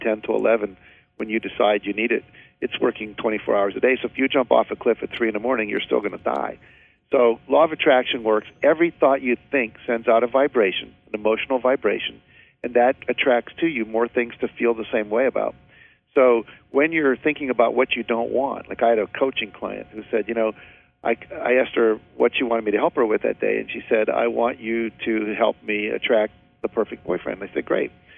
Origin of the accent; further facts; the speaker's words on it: West Virginia, United States; I grew up in West Virginia